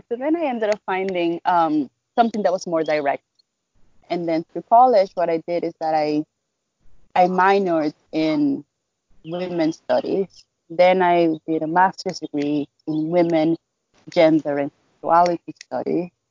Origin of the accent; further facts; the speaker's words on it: Dominican Republic; I am a writer, I am a campaigner, and I am a researcher from the Dominican Republic.